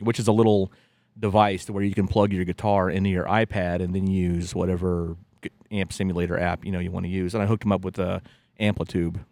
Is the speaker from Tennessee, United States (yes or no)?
no; West Virginia, United States; growing up in West Virginia